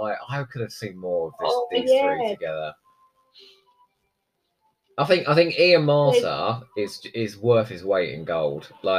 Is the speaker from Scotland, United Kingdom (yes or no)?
no; Crawley, South East England, United Kingdom; I was brought up in Sussex, and I'm telling you now, it's a very cold place.